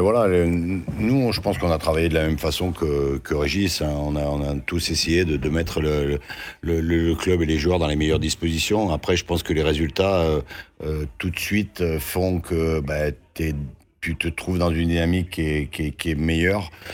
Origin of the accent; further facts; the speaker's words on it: Saint-Étienne, Auvergne-Rhône-Alpes, France; moi, je suis Stéphanois